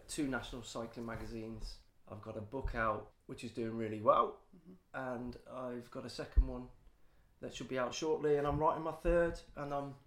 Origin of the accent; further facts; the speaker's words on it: Leamington Spa, West Midlands, United Kingdom; my hometown of Leamington